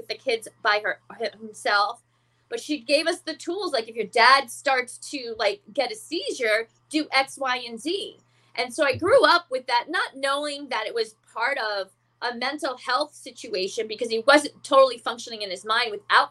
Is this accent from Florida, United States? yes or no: yes; Florida, United States; also born or lived in Bronx, New York; I was born in the Bronx. I grew up in Florida